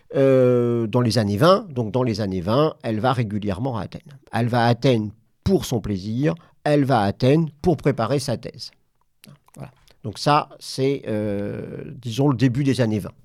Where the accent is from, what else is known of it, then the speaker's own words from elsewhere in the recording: Normandy, France; je viens de Normandie